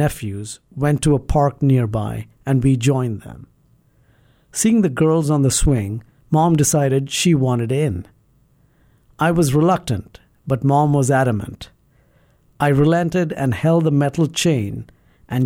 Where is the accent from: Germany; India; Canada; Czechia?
India; Mumbai, Maharashtra; now in Madison, United States; I was born in Bombay and have very fond memories of my childhood